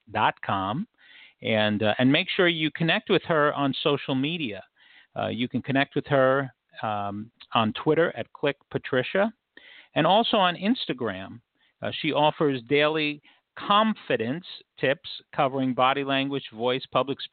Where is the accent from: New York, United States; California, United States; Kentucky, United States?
New York, United States; New York City; born or raised there